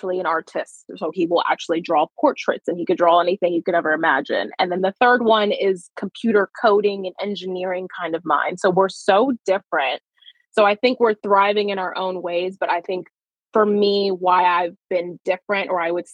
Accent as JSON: {"language": "English", "town": "Los Angeles", "region": "California", "country": "United States", "tie": "born or raised there", "said": "I was born and raised in California. And then to be very exact, I'm from like San Fernando Valley. So like Sylmar, Pacoima, that kind of area"}